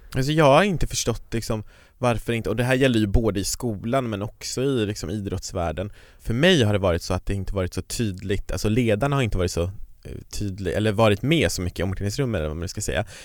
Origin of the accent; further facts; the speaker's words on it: Kiruna, Norrbotten County, Sweden; kommer från norra Sverige, jag kommer från Kiruna